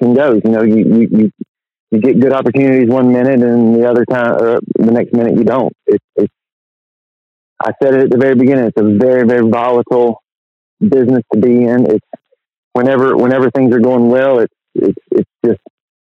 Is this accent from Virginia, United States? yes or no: yes; near Martinsville, Virginia, United States; Martinsville, without a doubt, would be my hometown track. You know, we growing up only 20 miles from there